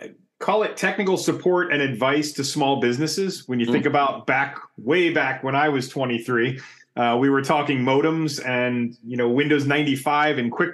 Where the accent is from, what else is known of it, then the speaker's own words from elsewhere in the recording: Havertown, Pennsylvania, United States; moved away; So I grew up in Havertown, Pennsylvania, right outside of Philly, or just outside of Philly